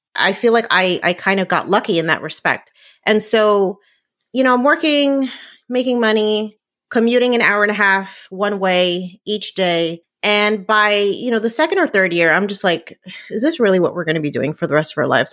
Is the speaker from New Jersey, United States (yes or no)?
yes; New Jersey, United States; I grew up in New Jersey